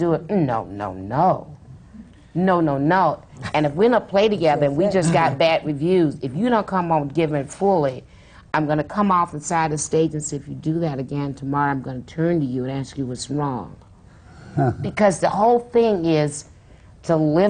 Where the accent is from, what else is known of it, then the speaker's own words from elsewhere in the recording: the South, United States; I'm from the South